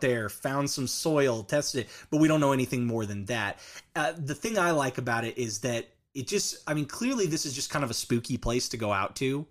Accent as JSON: {"language": "English", "area": "Orange County", "region": "California", "country": "United States", "tie": "born or raised there", "also_born_or_lived": "Canadian, Oklahoma", "moved": "yes", "said": "I, I, I was originally born and raised in a, in a coastal beach town, uh, Mm-hmm. in Orange County, California"}